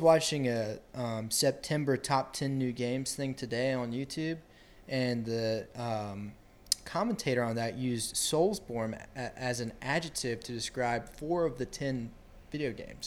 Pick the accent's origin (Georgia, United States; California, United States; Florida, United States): Georgia, United States; Athens; I'm from Athens, Georgia